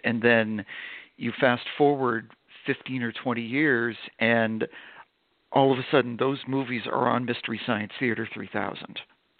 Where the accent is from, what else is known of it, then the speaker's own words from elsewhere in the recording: Vermont, United States; I grew up in Vermont, and I grew up in a small town